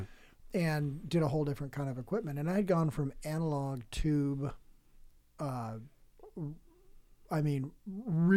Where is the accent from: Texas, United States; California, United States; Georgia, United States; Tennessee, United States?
California, United States; San Diego; I'm from San Diego